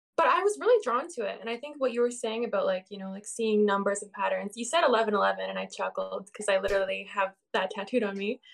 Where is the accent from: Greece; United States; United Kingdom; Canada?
Canada; I'm a Canadian